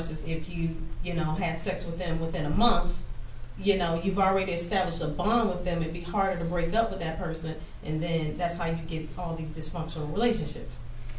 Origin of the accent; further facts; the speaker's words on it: the South, United States; I grew up in the South, you know, my parents are older, so I'm from the old school for real.